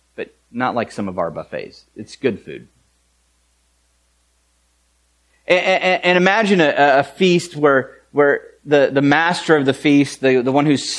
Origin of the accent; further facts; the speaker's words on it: United States; we're American.